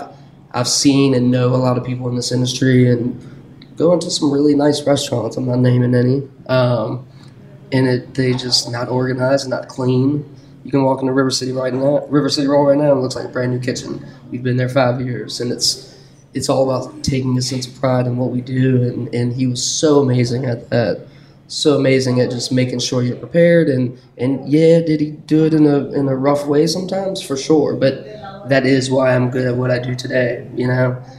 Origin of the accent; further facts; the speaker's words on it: Richmond, Virginia, United States; I'm originally from Richmond, born and bred